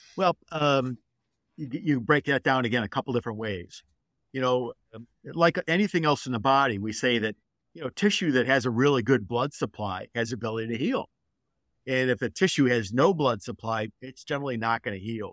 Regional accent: Detroit, Michigan, United States; I grew up in Detroit, and I'm a Michigan boy

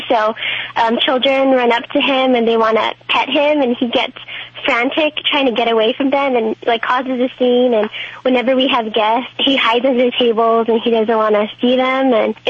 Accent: Los Angeles, California, United States; Yeah, I'm from L.A.

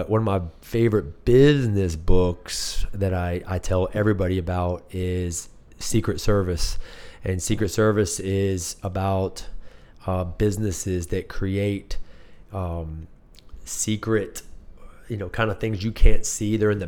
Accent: Blacksburg, Virginia, United States; I'm from Blacksburg.

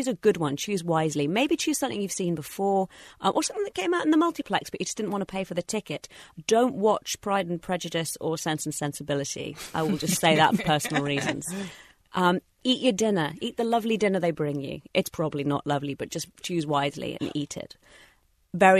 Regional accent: England, United Kingdom; moved away; I am a citizen of the United Kingdom, and once or twice a year, I fly back to see my family, who still live in England

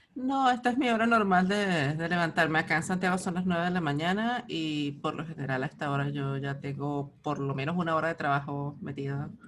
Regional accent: Altagracia de Orituco, Guárico, Venezuela; yo soy de Altagracia de Brituco

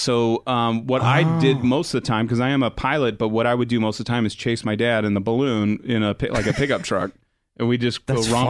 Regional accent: Phoenix, Arizona, United States; I grew up in Phoenix where a lot of hot air balloons there in the Southwest.

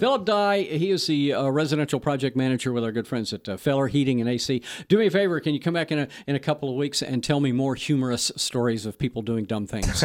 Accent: Texas, United States; I'm from Texas

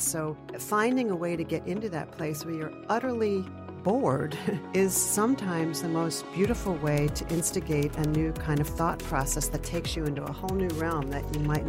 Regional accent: Pennsylvania, United States; I grew up outside of Philadelphia. So there were great museums.

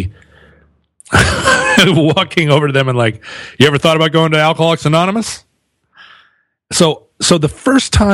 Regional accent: Alaska, United States; growing up in Alaska in the 70s

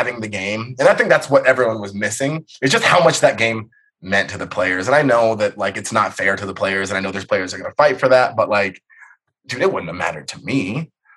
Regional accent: California, United States; I was a USC fan growing up. I'm from California

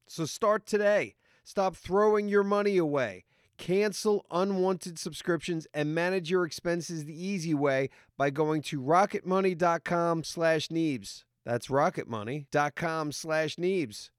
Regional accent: New York, United States; I'm from New York

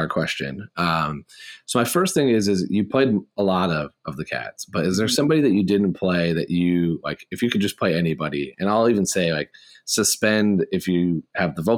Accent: Indiana, United States; I'm from Indiana

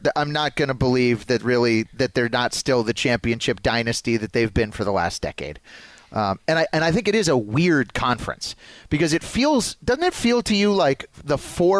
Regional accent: Denver, Colorado, United States; I grew up in Denver

